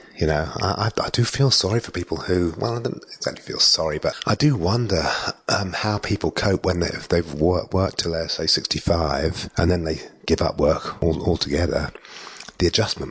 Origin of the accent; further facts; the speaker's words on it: England, United Kingdom; also born or lived in Darwin; now in Australia; I'm English